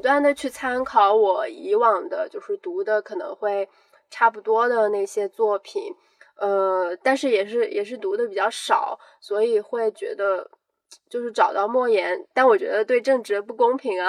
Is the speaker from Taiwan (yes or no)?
no; near Gaomi, Shandong, China; 《高密东北乡》，因为我家其实就离那边挺近的